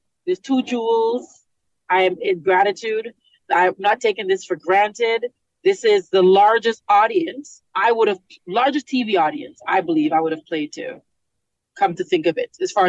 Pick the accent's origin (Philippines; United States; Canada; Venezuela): Canada; I am a Canadian, born and raised.